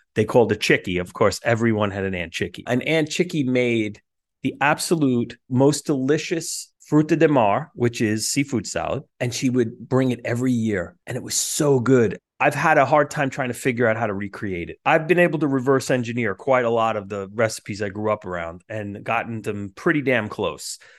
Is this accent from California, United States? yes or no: no; New York City, New York, United States; Staten Island, where I grew up